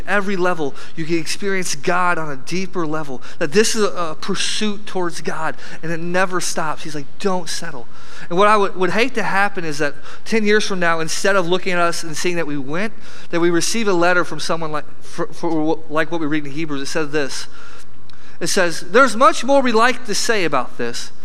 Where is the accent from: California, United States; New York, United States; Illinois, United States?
Illinois, United States; flat; I come from Flat, Illinois